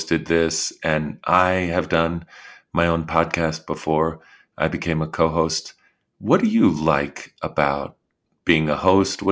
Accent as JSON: {"language": "English", "town": "Washington", "region": "District of Columbia", "country": "United States", "tie": "born or raised there", "said": "I grew up in Washington, D.C., and I was the third of four kids."}